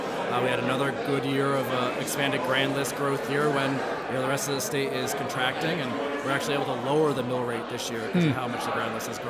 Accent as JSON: {"language": "English", "town": "Danbury", "region": "Connecticut", "country": "United States", "tie": "born or raised there", "said": "having been born and raised in Danbury"}